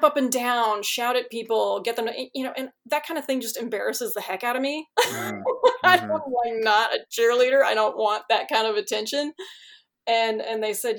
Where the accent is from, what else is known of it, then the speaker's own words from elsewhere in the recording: Chicago, Illinois, United States; moved away; I grew up in Chicago